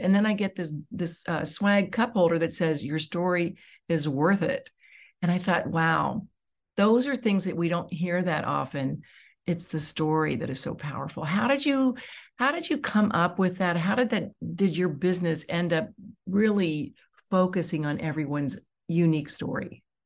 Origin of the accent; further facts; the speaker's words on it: Dayton, Ohio, United States; I'm from Dayton